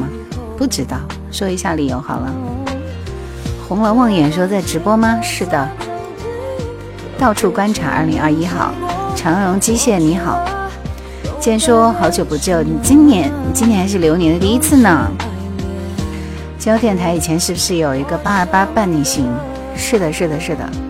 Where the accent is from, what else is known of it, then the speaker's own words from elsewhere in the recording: Jingzhou, Hubei, China; accent: Hong Kong-Taiwan accent; 我是土生土长的湖北荆州人，本地内地的，不是台湾的。就我港台腔很明显，是不是？